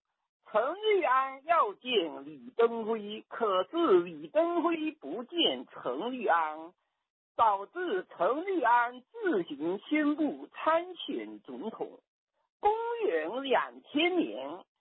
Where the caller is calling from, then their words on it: Fujian, China; 我是从福建打来的。